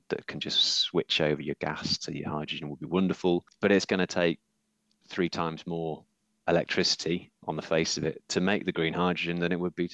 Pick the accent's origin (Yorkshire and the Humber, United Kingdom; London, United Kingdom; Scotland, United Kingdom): Yorkshire and the Humber, United Kingdom; I'm from Yorkshire